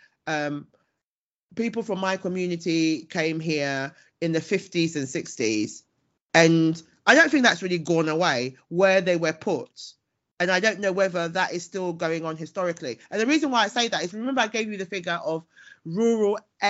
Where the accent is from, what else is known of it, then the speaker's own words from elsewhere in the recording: United Kingdom; I'm British and Ghanaian, and I am incredibly proud. I was born and bred here